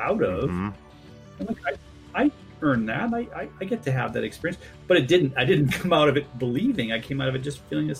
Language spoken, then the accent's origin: English; New England, United States; moved away; grew up in New England.